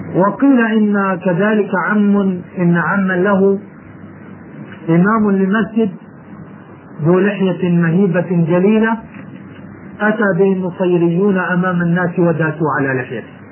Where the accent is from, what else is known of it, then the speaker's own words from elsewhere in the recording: Jordan; عندنا في الأردن